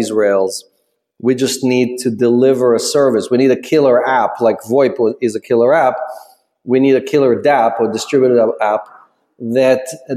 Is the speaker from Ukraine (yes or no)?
yes; Ukraine; moved away; I'm an immigrant from the Ukraine